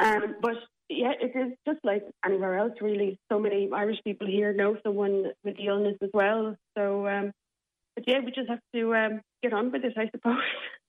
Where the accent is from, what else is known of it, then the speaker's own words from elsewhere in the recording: Czechia; now in Limerick, Ireland; I'm from the Czech Republic, so my mother, father, my sisters and my nephews and nieces are all back in the Czech Republic, yes.